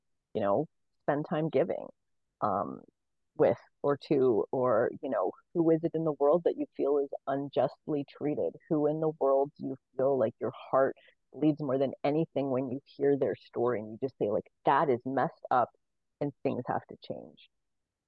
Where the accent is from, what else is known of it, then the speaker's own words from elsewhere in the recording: Canada; I was born in Canada into a ton of general privilege